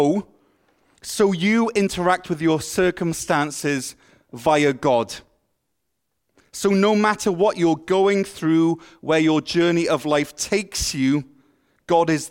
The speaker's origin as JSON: {"language": "English", "region": "Wales", "country": "United Kingdom", "tie": "born or raised there", "moved": "as an adult", "lives_now": "Ottawa, Canada", "said": "I moved from Wales, a place that is famous for its rain, to Ottawa, a place that is famous for its snow"}